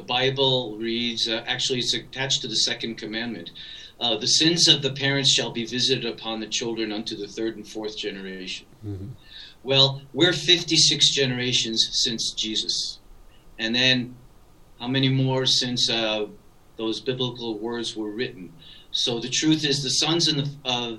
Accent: New York City, New York, United States; I grew up in the inner city of the Bronx

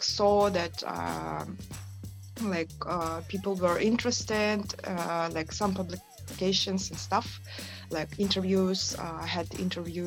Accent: Yakutsk, Sakha Republic, Russia; first language Sakha; English is a second language; moved away as an adult; also born or lived in Moscow / Barcelona; now in Istanbul, Turkey; I'm from Yakutia, from Yakutsk. I was born there, but I was living in Moscow like 13 years. Right now I reside in Istanbul.

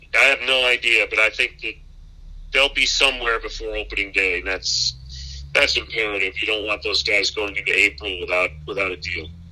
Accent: Michigan, United States; now in Chicago, United States; My, my wife and I are both from the Midwest. I'm from Michigan

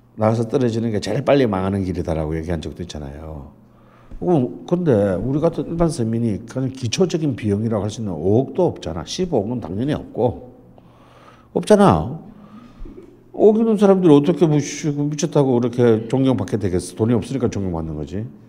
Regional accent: Jeolla, South Korea; 저는 전라도

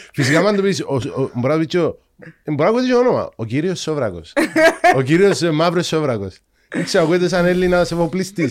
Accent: Cyprus; accent: Cypriot; also born or lived in England; είχα Κυπριακή προφορά

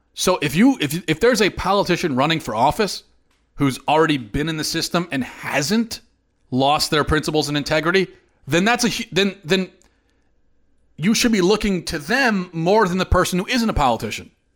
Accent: United States; an American

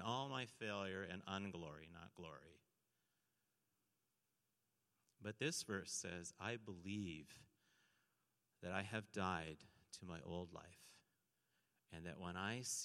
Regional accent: St. Catharines, Ontario, Canada; I grew up in St. Catharines, right near Niagara Falls, Ontario

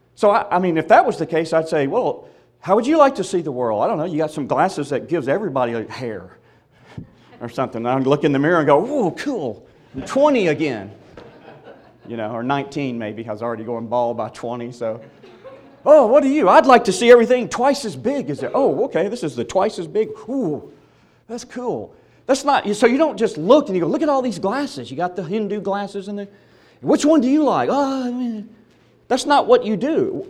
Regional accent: Mississippi, United States; I was born and reared in Mississippi

